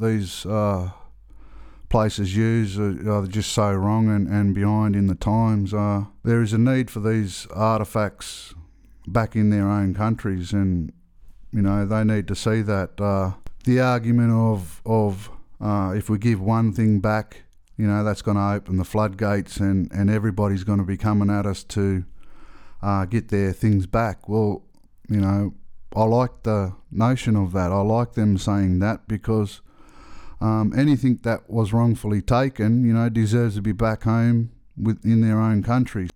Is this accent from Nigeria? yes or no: no; Australia; I'm from Australia. I'm, I'm a Gwigo man